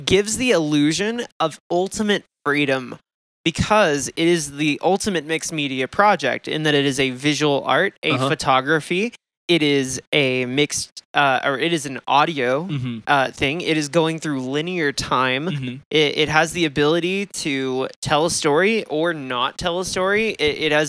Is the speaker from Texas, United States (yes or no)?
yes; Texas, United States; I grew up around fracking in Texas